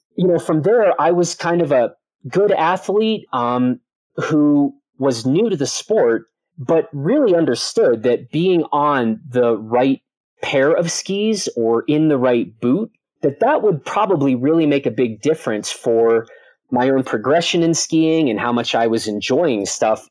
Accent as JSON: {"language": "English", "town": "Chicago", "region": "Illinois", "country": "United States", "tie": "born or raised there", "moved": "yes", "said": "I grew up in the Chicago area, very far from any mountains."}